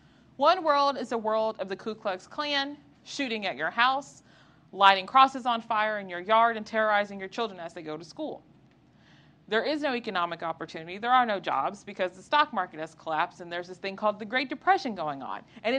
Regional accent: Southeast Texas, United States; moved away; I am from Southeast Texas. I quit trying to hide my accent.

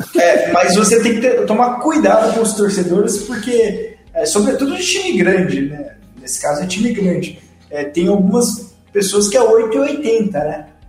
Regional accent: interior of São Paulo, Brazil; eu sou do interior de São Paulo

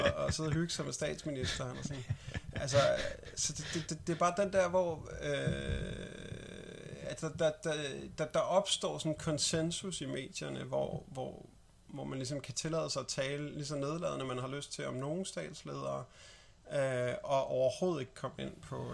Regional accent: Denmark; som dansker

